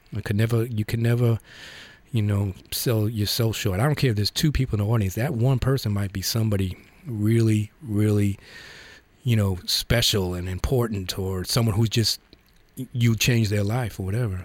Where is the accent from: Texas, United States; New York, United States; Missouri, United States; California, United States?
New York, United States; I grew up in the Bronx